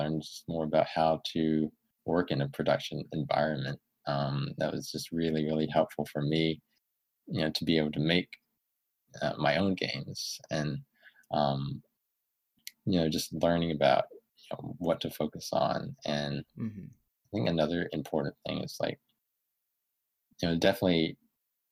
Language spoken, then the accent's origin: English; Alabama, United States; moved away as an adult; also born or lived in California; I'm originally from Alabama, and, you know, moved out to California, you know, for a first job